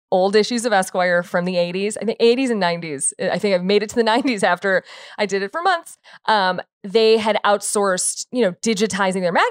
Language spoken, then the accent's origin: English; Chicago, Illinois, United States; I'm from Chicago.